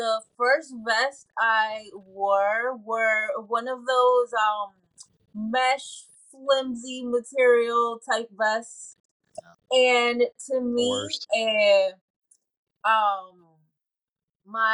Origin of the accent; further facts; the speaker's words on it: Puerto Rico; moved away; I was growing up in Puerto Rico